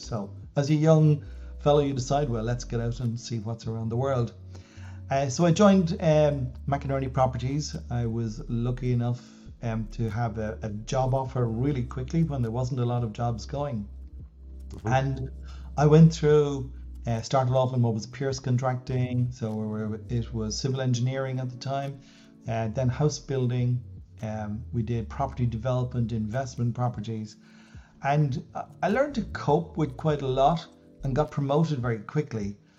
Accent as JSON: {"language": "English", "country": "Ireland", "tie": "born or raised there", "also_born_or_lived": "Dublin", "said": "I was born in Dublin, I really was born in the countryside. Um, so I lived in West Wicklow for the first 18 years of my life on a farm."}